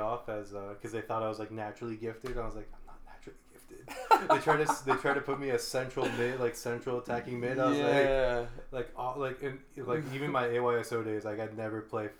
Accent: Hawthorne, California, United States; I was a Latino growing up in Los Angeles, but I couldn't fully mm-hmm. relate to it because I'm not Mexican.

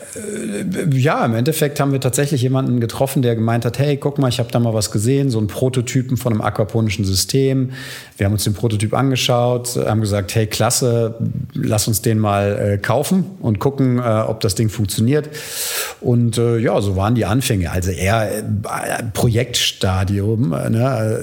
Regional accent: Frankfurt, Hesse, Germany; moved away as an adult; also born or lived in United States / England / Venice, Italy; now in Berlin, Germany; Also ich komme äh, aus Frankfurt, äh, bin dort geboren und äh, auch zur Schule gegangen.

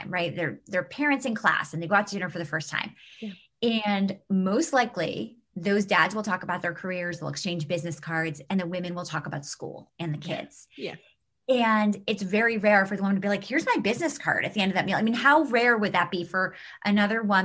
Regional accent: New York City, New York, United States; we grew up in New York City

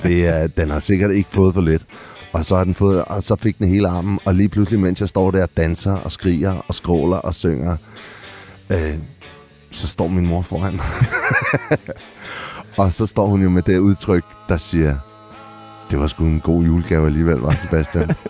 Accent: Copenhagen, Capital Region of Denmark, Denmark; jeg er født på Rigshospitalet, men opvokset, øh, født og øh, born and raised på Amager

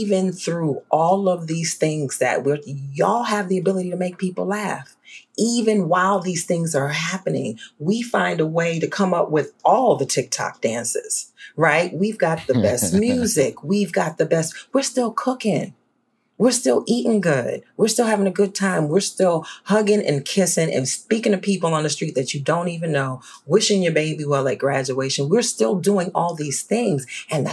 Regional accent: New Orleans, Louisiana, United States; moved away; I grew up in New Orleans

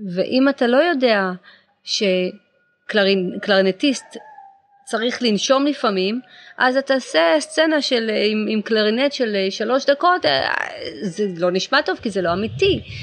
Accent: Israel; now in Los Angeles, United States; אבל אני הייתי בצבא, אני ישראלית

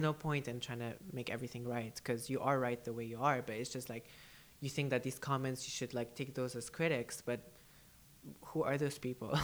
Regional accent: United Arab Emirates; first language English; also born or lived in Canada; I was born and raised here in the UAE

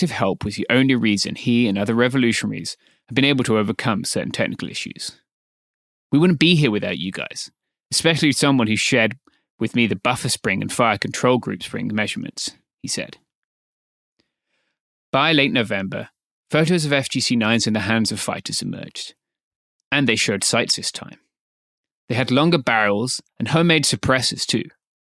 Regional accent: Myanmar

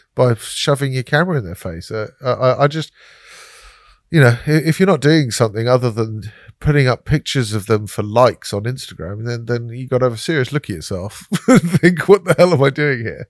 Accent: London, United Kingdom; I said I was from London

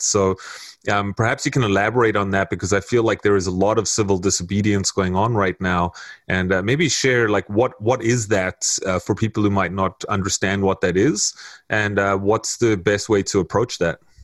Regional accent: South Africa; now in Canada; I've lived here for 17 years now, um, going on 18 years. So I'm pretty much immersed in Canadian culture as much as I'm South African

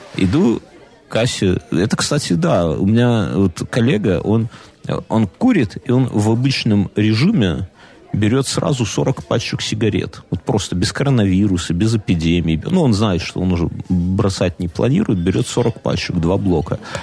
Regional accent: Belarus

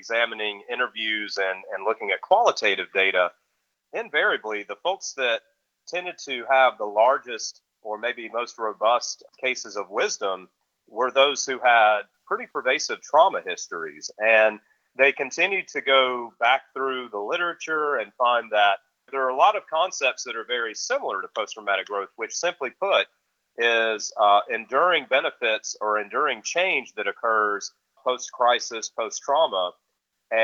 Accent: the Carolinas, United States; growing up in the Carolinas

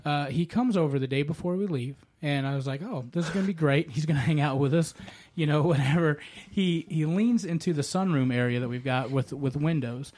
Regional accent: the South, United States; I'm an American uh, boy, the Southern

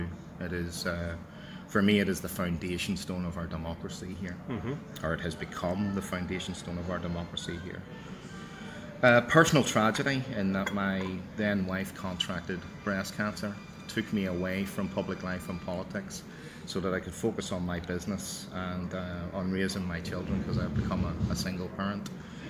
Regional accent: Belfast, Northern Ireland, United Kingdom; I was born in 1967 in Unionist Loyalist, West Belfast. I was born, reared and raised in a two-up, two-down terrace at 32 Ainsworth Drive.

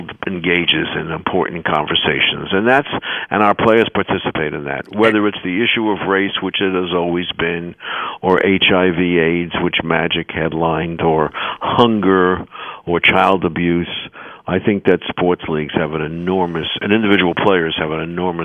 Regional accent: New York, United States; I'm a New Yorker, those of your listeners can tell from my voice

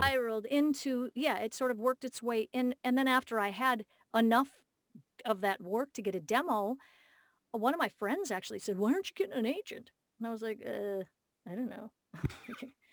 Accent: Minneapolis, Minnesota, United States; my hometown, Minneapolis

